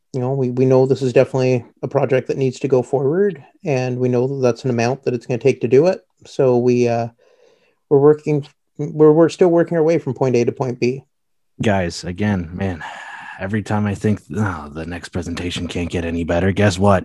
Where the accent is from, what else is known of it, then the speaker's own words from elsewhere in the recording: Ontario, Canada; I'm from Ontario